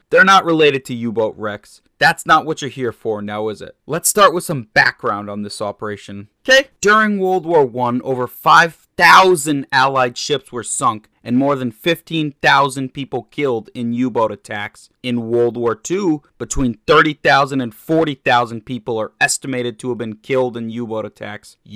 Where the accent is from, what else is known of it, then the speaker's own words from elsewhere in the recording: Massachusetts, United States; my home state of Massachusetts